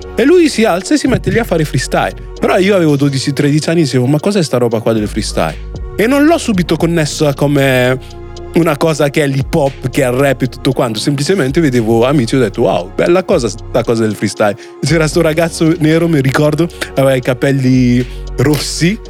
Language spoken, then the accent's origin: Italian; Italy; persone come me nate e cresciute in Italia di origini straniere